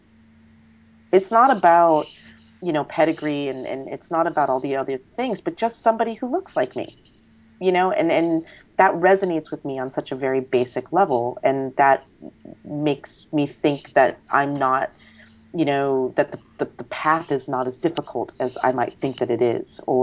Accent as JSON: {"language": "English", "country": "United States", "said": "I'm not Chinese, I'm Asian American"}